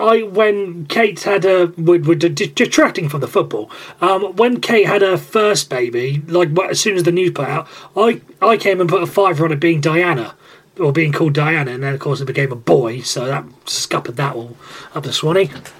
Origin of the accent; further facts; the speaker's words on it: Wales, United Kingdom; I'm Welsh, so I don't really care